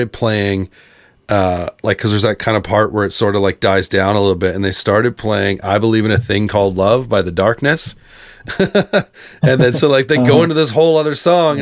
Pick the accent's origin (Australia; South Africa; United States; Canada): Canada; as a Canadian kid growing up in the emo world